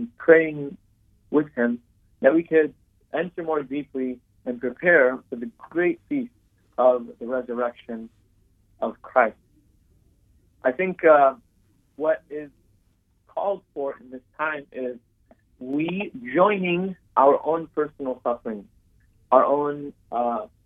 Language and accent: English; United States; I'm born in America, I was raised here in America